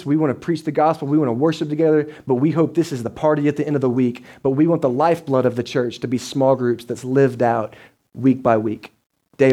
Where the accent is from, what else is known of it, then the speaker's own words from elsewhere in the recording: Dallas, Texas, United States; moved away as an adult; also born or lived in Butler, Georgia; I'm from Dallas, so I grew up 7 million people